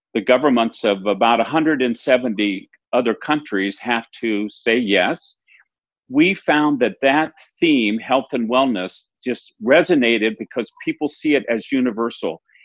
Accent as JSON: {"language": "English", "region": "Minnesota", "country": "United States", "said": "I'm a Minnesotan, and we are really famous for quoting our Paul Wellstone"}